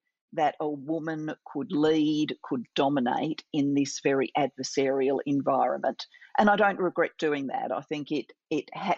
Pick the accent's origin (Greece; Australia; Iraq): Australia; Adelaide, South Australia; I'm sitting in my hometown of Adelaide, Australia. This is where I grew up